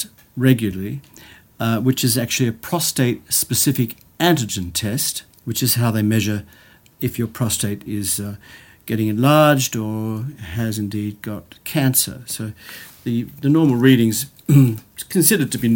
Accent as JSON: {"language": "English", "country": "Australia", "moved": "as an adult", "lives_now": "United Kingdom", "said": "I'm actually Australian, but I've been living in the UK for the last 28 years."}